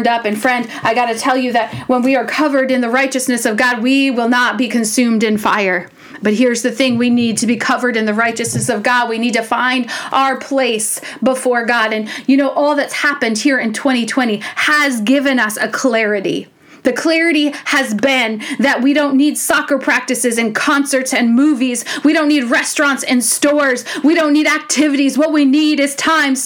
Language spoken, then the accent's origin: English; United States; as the American church, as the American people